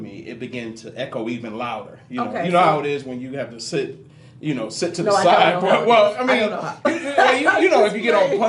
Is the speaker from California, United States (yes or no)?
yes; Inglewood, California, United States; also born or lived in Harlem, New York / Binghamton, New York; I at the age of 8 years old, my mother moved me out here to Inglewood, California. And I grew up in L.A. I grew up in Inglewood, Hawthorne